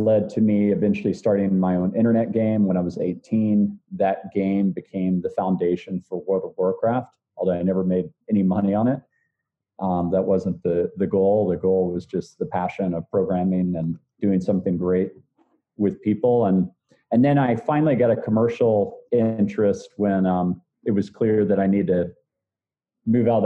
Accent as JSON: {"language": "English", "town": "Austin", "region": "Texas", "country": "United States", "tie": "born or raised there", "said": "I grew up here in Austin, Texas"}